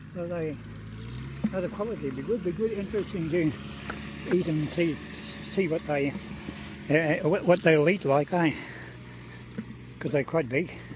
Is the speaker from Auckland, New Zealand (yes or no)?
no; Taranaki, New Zealand; now in Bulls, New Zealand; I'm originally from Taranaki, but I, I live in um, in Bulls uh, in the Rangitikei at the moment